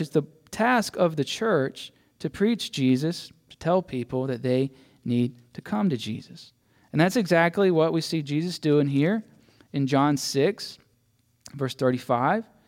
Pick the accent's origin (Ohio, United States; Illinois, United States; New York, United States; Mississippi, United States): Mississippi, United States; I grew up in church, so my dad was a pastor, so I was supposed to believe, right? That's kind of what, what happens if you're a pastor's kid, a PK. And I was from Mississippi